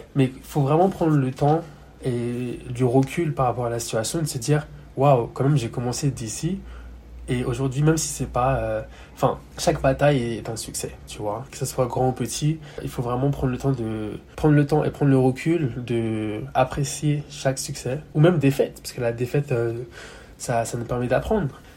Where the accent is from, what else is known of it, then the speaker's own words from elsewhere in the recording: Yvelines, Paris suburbs, Île-de-France, France; moved away as an adult; also born or lived in London; now in Hong Kong; j'ai majoritairement grandi dans les Yvelines, dans le 7-8, donc banlieue parisienne